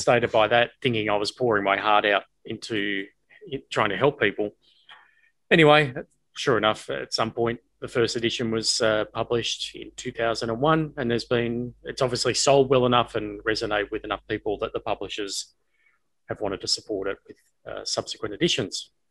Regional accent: Australia; moved away as an adult; also born or lived in United States; coming from Australia at the time, not having a pay TV service where I had five channels

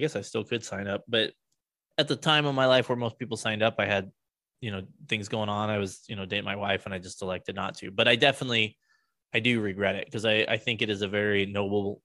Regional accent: United States; as an American

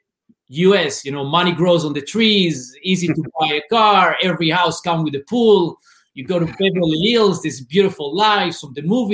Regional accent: Israel; English is a second language; moved away as an adult; as you hear my accent, I'm originally from Israel. I grew up in a small, it's called Mushav.

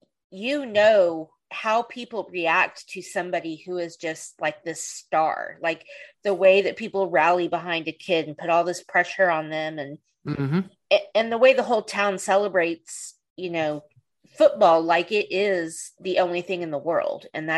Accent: the South, United States; I'm from the South

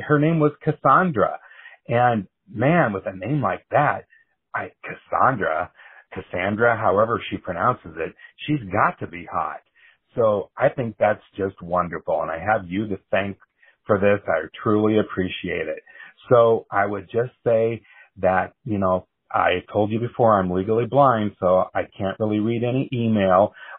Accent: Iowa, United States; I'm the guy from Iowa

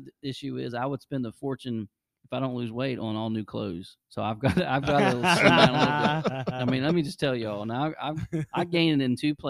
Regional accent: Boston, Massachusetts, United States; Well, I'm from Boston. We don't have accents up there.

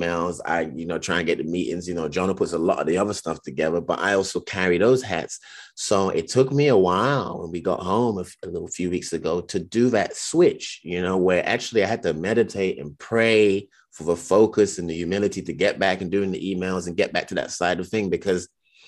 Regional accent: United Kingdom; sometimes I question it, like, oh, that's because I was raised in Britain, you know

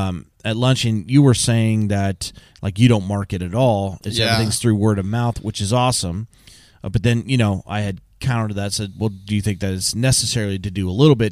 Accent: California, United States; because I grew up in Southern California, and I got into the trades right out of high school.

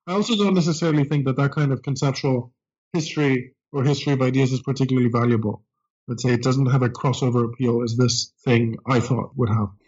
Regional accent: Greece; English is a second language; moved away as an adult; now in United States; I grew up in Greece uh, and came to college in the United States

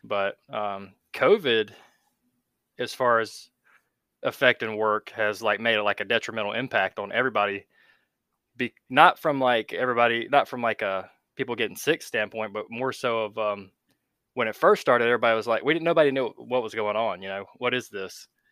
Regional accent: North Carolina, United States; I've grew up in North Carolina and pretty much have not left the East Coast ever.

